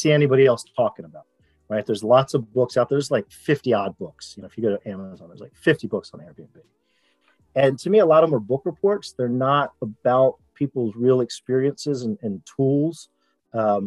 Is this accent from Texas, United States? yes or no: no; Rockville, Maryland, United States; from Rockville, Maryland, which is a suburb of Washington, D.C. Grew up, you know, kind of normal life, public school